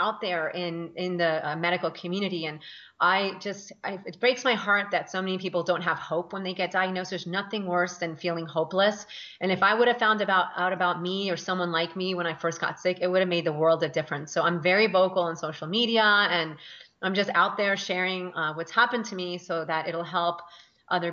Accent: Northern Virginia, United States; moved away as an adult; also born or lived in Colombia / Washington, D.C.; now in California, United States; we moved to Northern Virginia

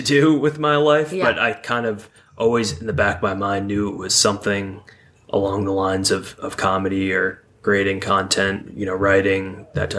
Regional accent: Binghamton, New York, United States; Upstate New York, Binghamton area.

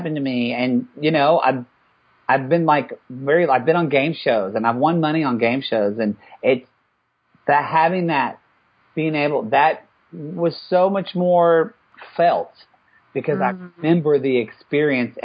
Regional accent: the South, United States; here I am as a white privileged male growing up in the South

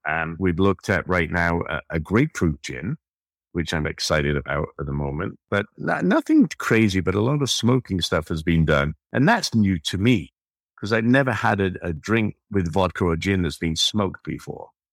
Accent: United Kingdom; now in United States; being British, I grew up with gin

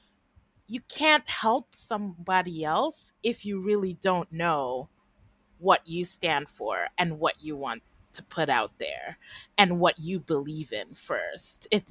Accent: Trinidad & Tobago

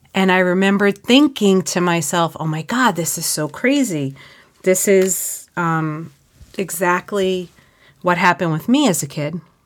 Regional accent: Suffolk County, New York, United States; I grew up in Suffolk County

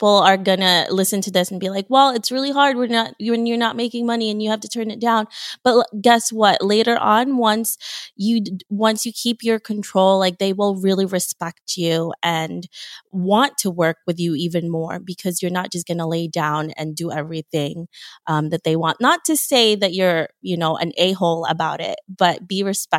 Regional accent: Philippines; moved away; I'm from the Philippines and I immigrated from there.

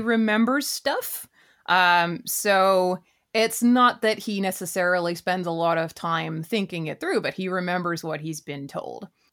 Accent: Vancouver, British Columbia, Canada; I grew up in Vancouver

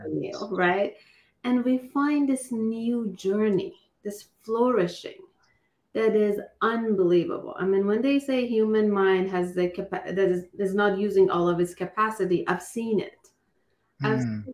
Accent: Iran; now in United States; I am from Iran. I migrated here about over 20 years ago

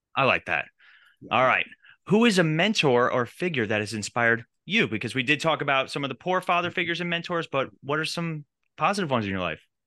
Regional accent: New York, United States; We grew up in New York.

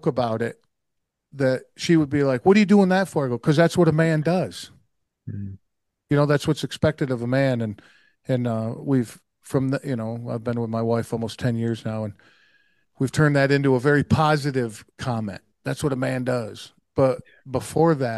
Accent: Oneida, New York, United States; I was born and raised in Oneida, New York, and that's in the U.S.

